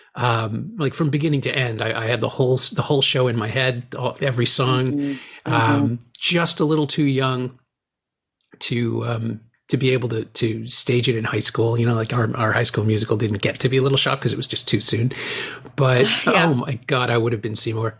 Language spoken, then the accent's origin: English; Toronto, Ontario, Canada; somebody who's born and raised in Toronto